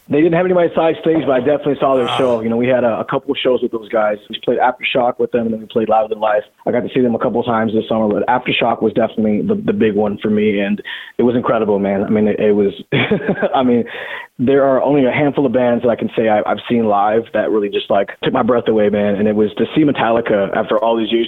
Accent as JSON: {"language": "English", "town": "Seattle", "region": "Washington", "country": "United States", "tie": "born or raised there", "said": "growing up in the Northwest"}